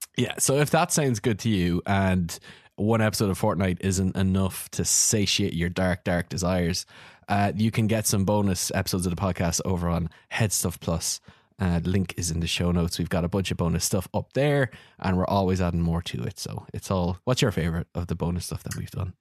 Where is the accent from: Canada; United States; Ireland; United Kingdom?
Ireland; we're both Irish